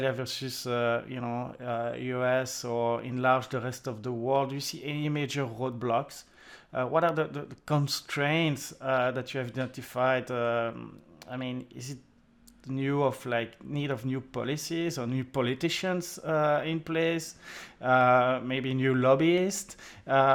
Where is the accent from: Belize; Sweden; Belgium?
Belgium; accent: French; English is a second language; you hear my French accent and I'm from Belgium, country of cheese